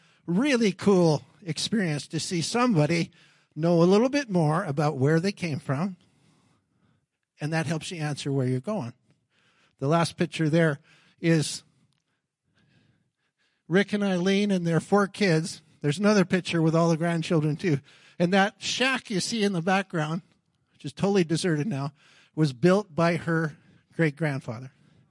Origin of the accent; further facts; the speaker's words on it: Alabama, United States; I came from Alabama, and I'm going to do these things, and then I'm finished.